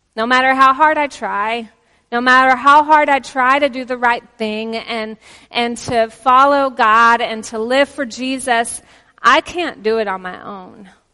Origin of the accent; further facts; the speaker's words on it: Texas, United States; accent: Texan; also born or lived in Oklahoma; now in Pennsylvania, United States; we're originally from Texas and Oklahoma